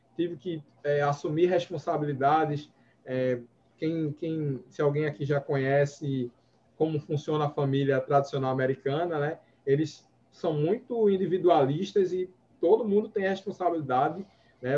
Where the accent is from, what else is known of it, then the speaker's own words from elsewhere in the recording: Recife, Pernambuco, Brazil; sou daqui do Nordeste, Recife, né? Com muito orgulho